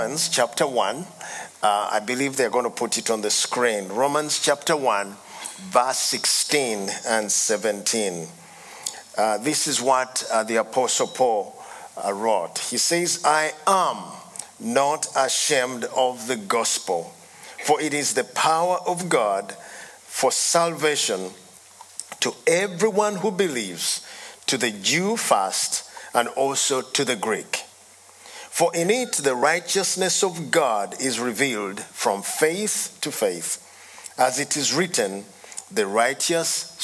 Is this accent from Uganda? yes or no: yes; Uganda; I come from Uganda